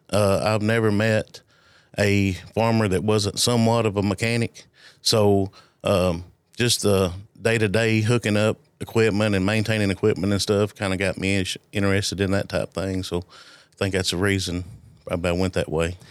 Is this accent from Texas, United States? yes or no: no; Alexandria, Tennessee, United States; I grew up in Alexandria. Uh, I've never lived anywhere else.